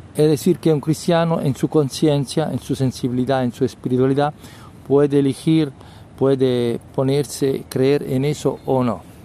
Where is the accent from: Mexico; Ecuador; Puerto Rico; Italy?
Italy; Rome, Lazio; Spanish is a second language; yo soy de Roma